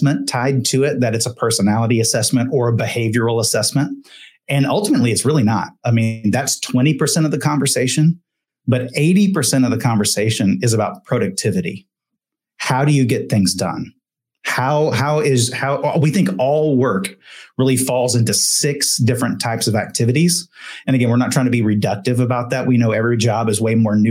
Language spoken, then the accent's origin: English; Texas, United States; I grew up in Texas